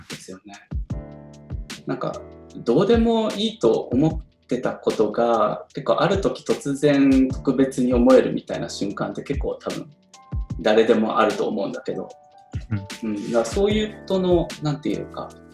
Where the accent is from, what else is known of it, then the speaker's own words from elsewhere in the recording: Tokorozawa, Saitama, Japan; 自分、所沢出身でで、今は小手差しから2つ離れたあの武蔵藤沢駅っていうところに住んでるので